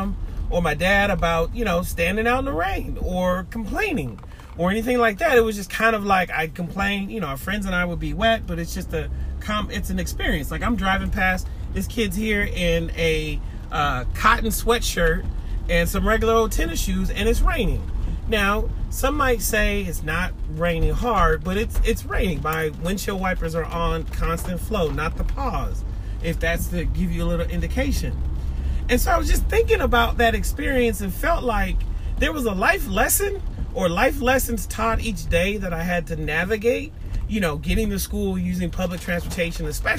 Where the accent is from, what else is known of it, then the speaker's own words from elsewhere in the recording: Seattle, Washington, United States; now in East Point, United States; my time growing up in Seattle, Washington